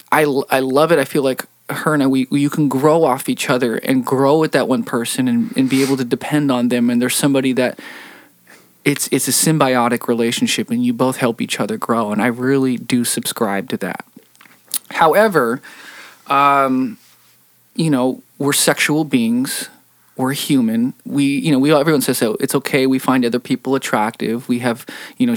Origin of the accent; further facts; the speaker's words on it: Seattle, Washington, United States; Seattle, my hometown